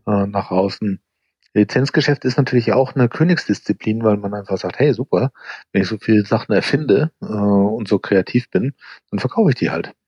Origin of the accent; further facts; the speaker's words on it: United States; moved away as an adult; now in Germany; ich bin ja in Amerika zur Schule gegangen und eben dort auch äh, Studium